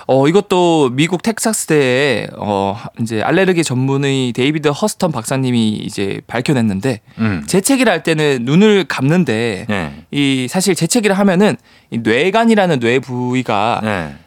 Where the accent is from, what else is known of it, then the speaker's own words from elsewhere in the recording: Changnyeong, South Gyeongsang, South Korea; 저 부산. 부산인데 부산 위에 그 창녕이라고 있어요.